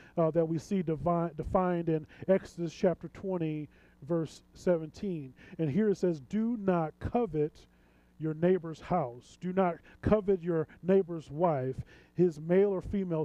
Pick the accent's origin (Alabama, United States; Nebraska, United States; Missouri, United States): Missouri, United States; St. Louis; moved away as an adult; now in Chicago, United States; I'm from St. Louis